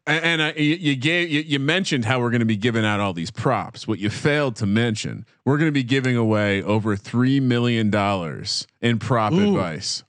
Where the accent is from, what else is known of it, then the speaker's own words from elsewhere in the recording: New Jersey, United States; growing up in New Jersey